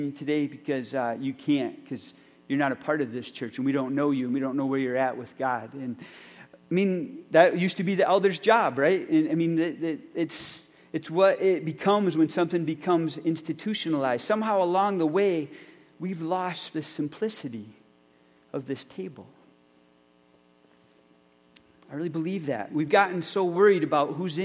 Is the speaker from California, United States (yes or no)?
no; Lucas, Michigan, United States; growing up in Rehoboth Reformed Church in Lucas, Michigan.